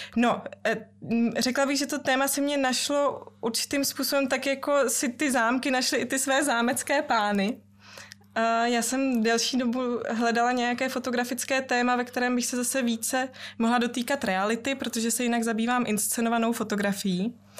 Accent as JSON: {"language": "Czech", "country": "Czechia", "tie": "born or raised there", "said": "vyrůstala jsem celý život v České republice, ale eh, maminka mě vychovávala velmi německy. Mm. Doma jsme mluvili výhradně německy"}